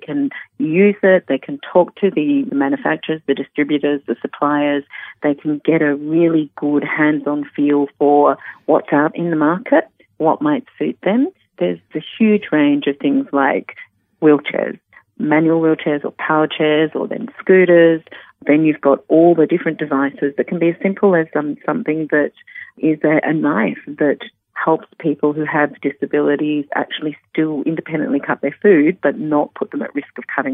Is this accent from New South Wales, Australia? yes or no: no; Melbourne, Victoria, Australia; moved away as an adult; also born or lived in Western Australia / Perth / Sydney; I moved from Melbourne, which was originally my home, to Western Australia with my partner at the time